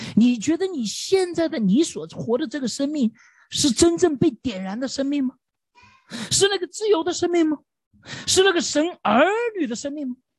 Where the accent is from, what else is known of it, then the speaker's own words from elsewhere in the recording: China; 对于我们中国人来说稍微有一点挑战